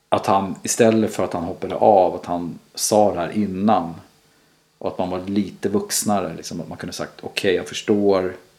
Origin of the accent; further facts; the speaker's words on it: Sweden; som svensk också. Mm. Vi, man är uppväxt med det här